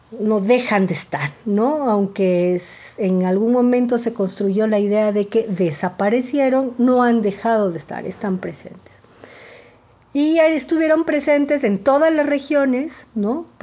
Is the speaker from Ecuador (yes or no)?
yes; Ecuador; now in Mexico; eh, soy mexicana y ecuatoriana, nací en Ecuador y vivo en México desde hace mucho tiempo